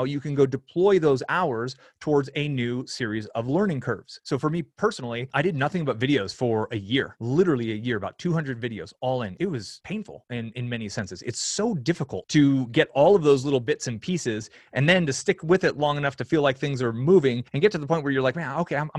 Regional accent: Bay Area, California, United States; moved away as an adult; also born or lived in Lake Tahoe; I grew up in the Bay Area

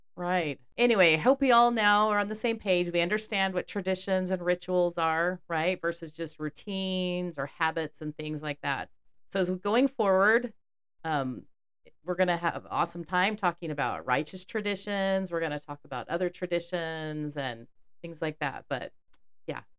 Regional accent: Houston, Texas, United States; growing up in Texas

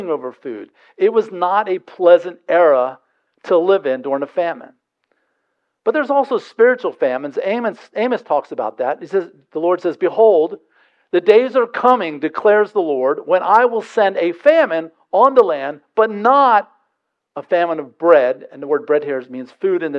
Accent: Delaware, United States; I'm from Delaware

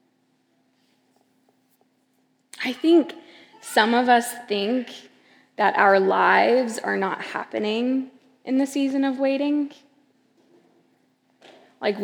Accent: Seattle, LA, West Coast, United States; moved away as an adult; also born or lived in Los Angeles, California; now in New York, United States; I'm originally from the West Coast, Seattle

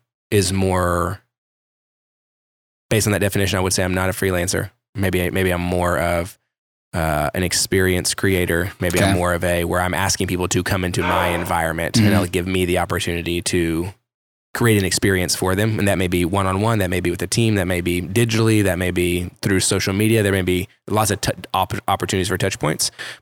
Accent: Carrollton, Texas, United States; also born or lived in Kansas; For those of you that are familiar with Dallas, Fort Worth, Carrollton Farmers Branch was kind of the area that I would say I grew up in / was like home base

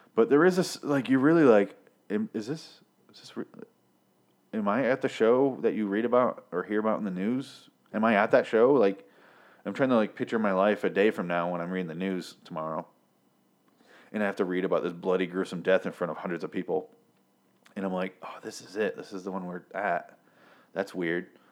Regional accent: Michigan, United States; I'm from Michigan, which is just around the lake

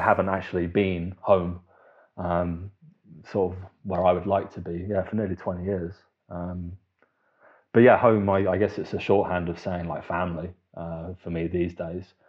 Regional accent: the South of England, United Kingdom; moved away as an adult; now in Germany; the dialects we developed growing up in the South

